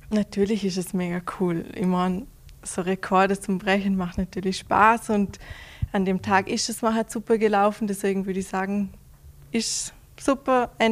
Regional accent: Vorarlberg, Austria; für jeden mehr Mehrkämpfer vor allem ist das ein kleiner Kindheitstraum, aber vor, all, vor allem als Vorarlberger ist das, ja, mhm. unglaublich.

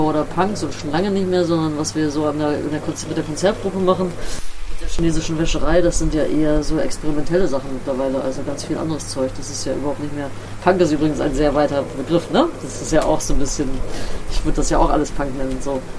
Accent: Bremen, Germany; Also, ich komme aus Bremen-Nord, Blumenthal, da bin ich aufgewachsen, kennst du vielleicht, auch so ein abgehängter Stadtteil.

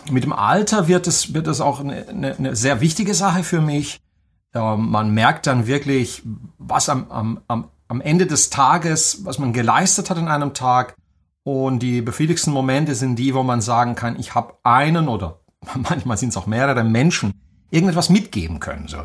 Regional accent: Banat, Romania; born there; moved away; dass ähm, ich im Banat in Rumänien geboren bin. Das kann man wahrscheinlich auch ein bisschen an meinem Akzent hören.

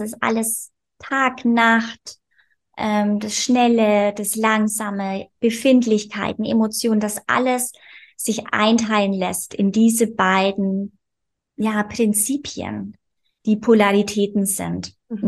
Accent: Bavaria, Germany; ich komme aus Bayern, aus lebe auf dem Land mit meinem Mann.

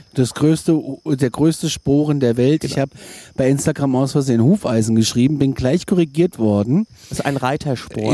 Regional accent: Kassel, Hesse, Germany; da komme ich aus der Hauptstadt der Waschbären in Kassel

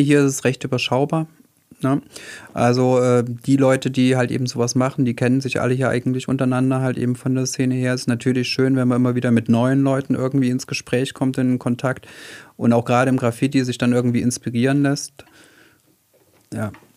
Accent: Weimar, Thuringia, Germany; moved away as an adult; now in Heilbronn, Germany; ursprünglich komme ich aus Weimar

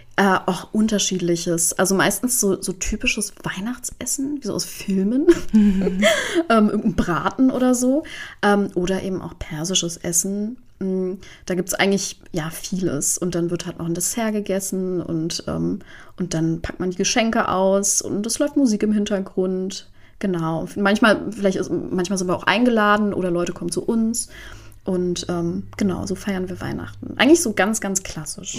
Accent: Iran

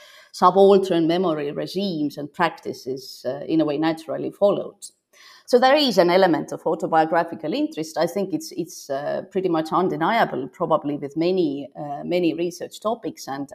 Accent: Estonia; now in Copenhagen, Denmark; while I was growing up in Soviet Estonia

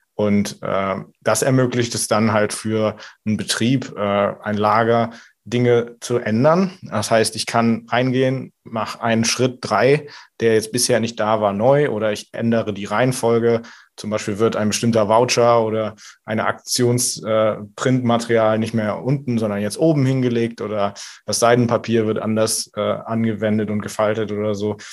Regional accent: Merzenich, North Rhine-Westphalia, Germany; moved away; also born or lived in Düsseldorf; Also ich komme ursprünglich aus Düren, äh, ah. beziehungsweise ah. eigentlich Merzenich, in der Mitte zwischen Köln und Aachen

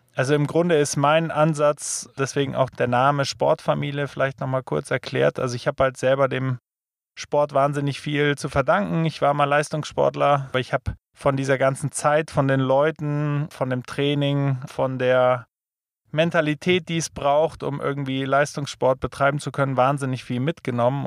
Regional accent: Germany; wir als Deutsche

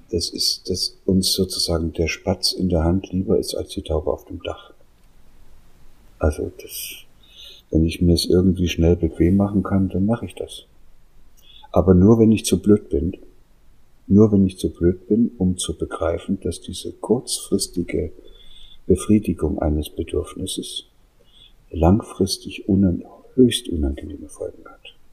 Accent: East Germany, Germany; ich bin da in der DDR aufgewachsen, die haben versucht, mir zehn Jahre lang Russisch beizubringen.

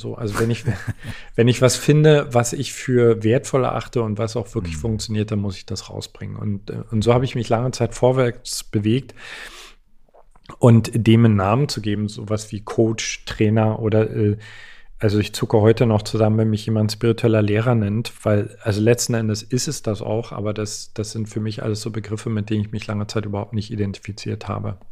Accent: East Germany, Germany; Ich komme aus, komme aus Ostdeutschland.

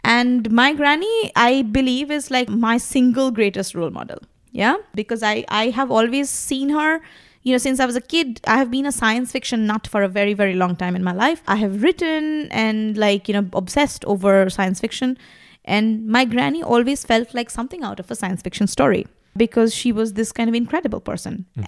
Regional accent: Kolkata, West Bengal, India; first language Bengali; English is a second language; moved away as an adult; also born or lived in Delhi; now in Berlin, Germany; I was growing up in Calcutta, which was basically a red city.

